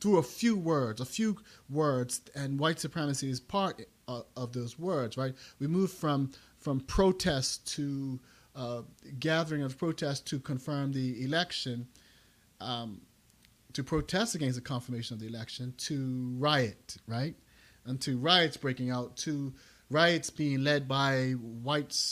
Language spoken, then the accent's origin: English; Bermuda; now in United States; Yeah, I'm originally from Bermuda. That's my country.